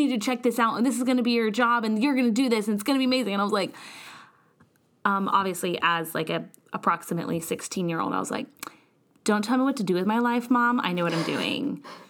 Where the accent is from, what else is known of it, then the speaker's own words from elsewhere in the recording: Kansas City, Missouri, United States; moved away as an adult; also born or lived in West Virginia; I did my undergrad at the University of Missouri, Kansas City. I'm originally from Kansas City